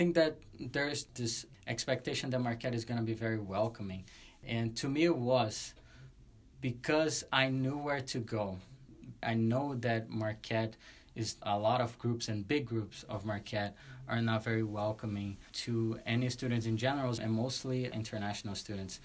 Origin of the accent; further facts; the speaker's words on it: Brazil; moved away as an adult; I was from Brazil